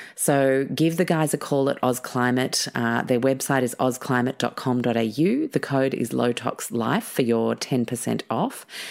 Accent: Mauritius; moved away; growing up in Mauritius

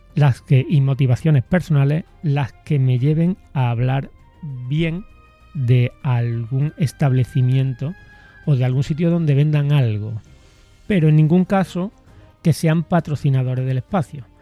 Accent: Córdoba, Andalusia, Spain; de mi tier-, de mi tierra, de mi ciudad

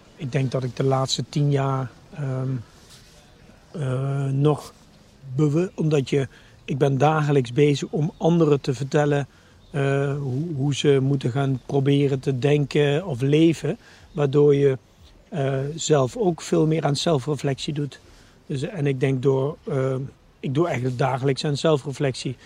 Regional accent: Nijmegen, Gelderland, Netherlands; ik ben 51 jaar geboren en getogen Nijmegenaar.

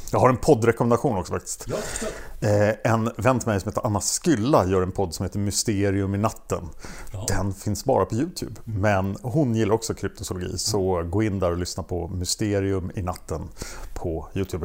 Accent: Stockholm, Stockholm County, Sweden; jag är från Stockholm

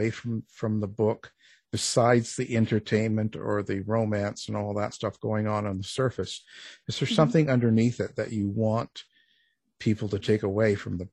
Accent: Canada; I'm a Canadian boy

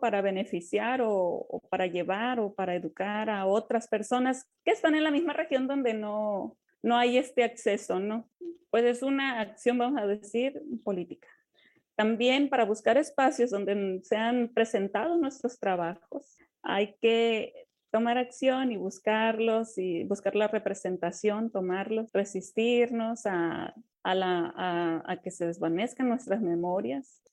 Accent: Yoreme people, Yoreme territory, Mexico; como pueblo Lloreme, pues nos conocíamos y pues convivimos, vamos y venimos de pueblos en pueblos

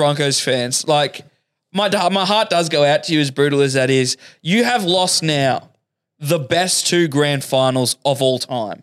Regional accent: Queensland, Australia; because I'm from Queensland

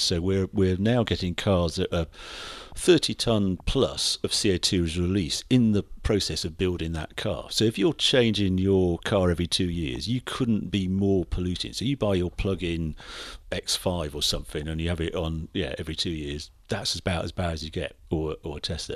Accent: Birkenhead, North West England, United Kingdom; accent: Scouse; moved away; I was brought up in Birkenhead, so I'm scouse

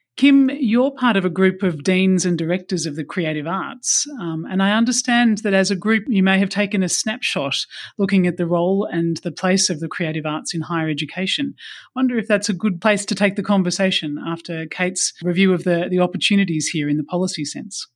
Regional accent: Australia

